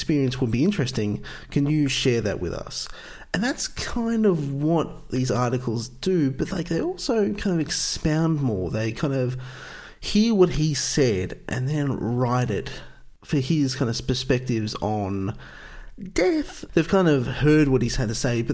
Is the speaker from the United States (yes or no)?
no; Australia; I'm from Australia